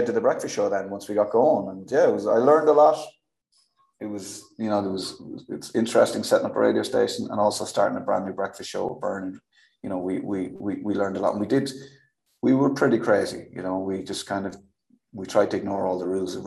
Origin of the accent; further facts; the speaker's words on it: Kildare, Leinster, Ireland; I'm from Kildare. So it was just me probably doing my own accent